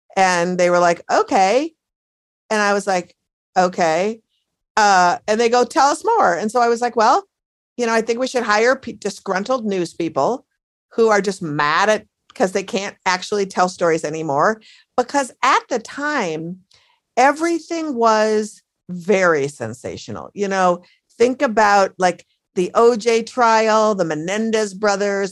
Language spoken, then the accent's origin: English; Minneapolis, Minnesota, United States; now in Brooklyn, United States; my hometown of Minneapolis